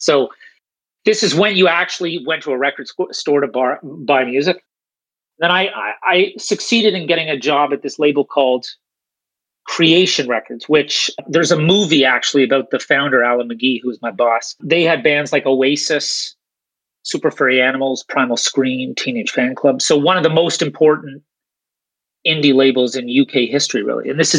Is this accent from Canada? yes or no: yes; Canada; accent: Canadian; now in Sweden; I'll start with my accent. I'm Canadian, so you're down in Texas, but I live over in Sweden.